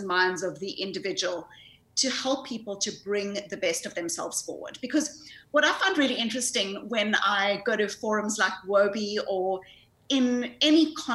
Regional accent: South Africa; accent: South African; moved away; I grew up in South Africa. I grew up in the white suburbs of apartheid South Africa

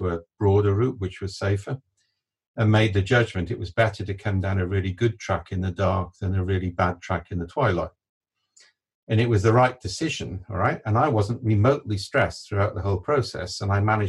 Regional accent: Wales, United Kingdom; I'm Welsh

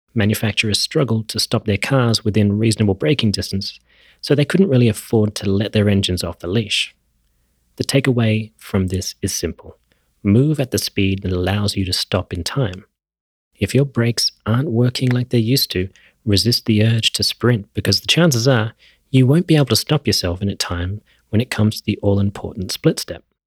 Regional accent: Australia; I grew up in Australia

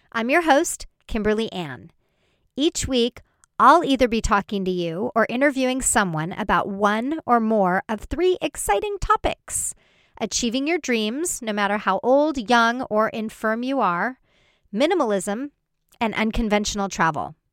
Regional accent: Colombia; now in Winnipeg, Canada; I am originally from Colombia, from South America.

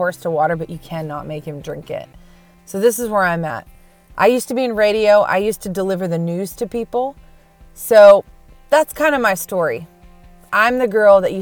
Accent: Minnesota, United States; also born or lived in Wisconsin; now in Nashville, United States; I was born in Wisconsin, raised in Minnesota. Now I'm in Nashville, Tennessee

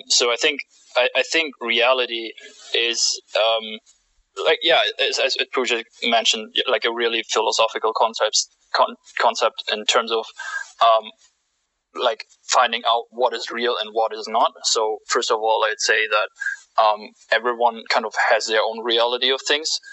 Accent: Germany; moved away as an adult; I'm from Germany. Uh, basically, came into the country for like an exchange

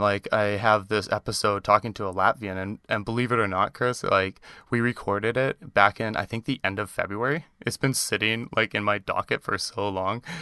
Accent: Canada; accent: Canadian; you often give me a hard time about the Canadian accent

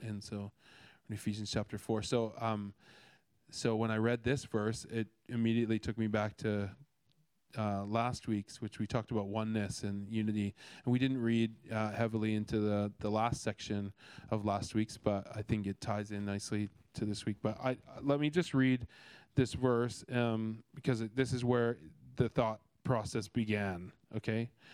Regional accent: Canada; now in Australia; I'm Canadian

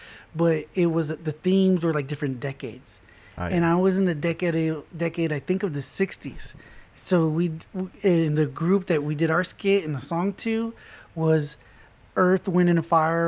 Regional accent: Corpus Christi, Texas, United States; also born or lived in Laredo, Texas; Then I moved to Corpus, and I went to the fifth grade at Woodlawn.

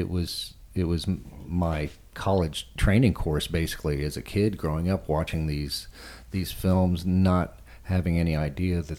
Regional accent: Texas, United States; Growing up in Texas, I was lucky enough to live near

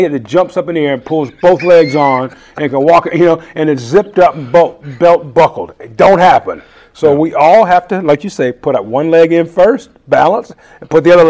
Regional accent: the South, United States; also born or lived in San Francisco Bay Area; But my older brothers and sisters can tell you even more interesting stories about growing up in the South. Now, I hope people don't get turned off by that, because I loved where I grew up.

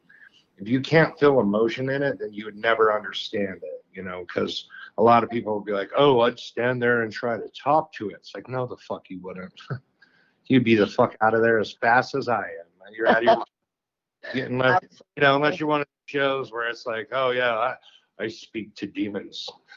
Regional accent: Colorado, United States; moved away as an adult; I'm from Colorado. I'm a native there.

